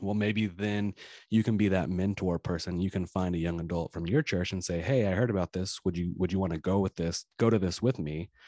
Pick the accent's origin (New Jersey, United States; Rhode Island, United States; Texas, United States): Texas, United States; Friendswood; your uncle David is the pastor at the church that I grew up in Friendswood, Texas.